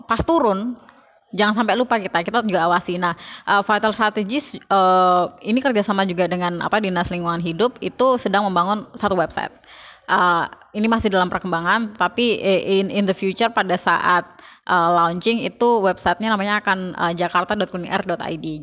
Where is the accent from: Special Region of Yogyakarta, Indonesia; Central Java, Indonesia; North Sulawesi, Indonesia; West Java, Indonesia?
Special Region of Yogyakarta, Indonesia; Yogyakarta; Apalagi saya saya dari Jogja gitu, kalau di Jogja itu Trans Jogja itu lebih jauh lebih buruk dibandingkan Transjakarta.